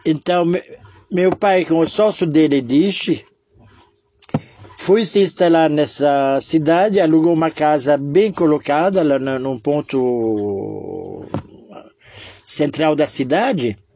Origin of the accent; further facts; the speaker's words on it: Israel; Sou de Israel que não podia falar alto, tudo cochichado